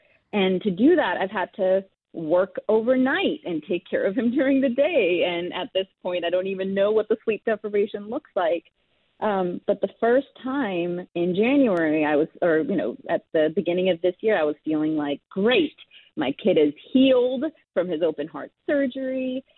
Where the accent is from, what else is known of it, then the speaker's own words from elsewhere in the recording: India; moved away; I'm Indian. I was born in India. I immigrated here.